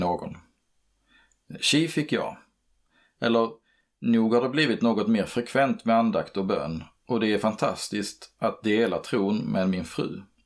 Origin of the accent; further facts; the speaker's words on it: Örkelljunga, Skåne, Sweden; Hemmet jag växte upp i låg utanför Örkelljunga i Boalt.